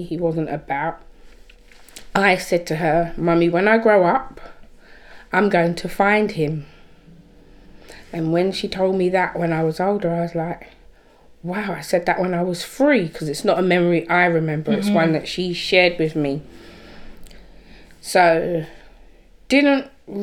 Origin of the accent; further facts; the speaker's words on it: Birmingham, West Midlands, United Kingdom; was born in Birmingham